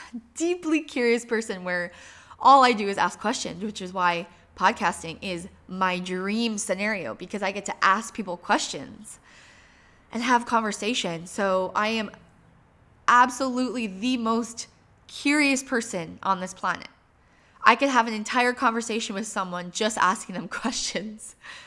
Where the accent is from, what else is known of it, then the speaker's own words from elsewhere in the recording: Michigan, United States; I grew up in Upper Michigan.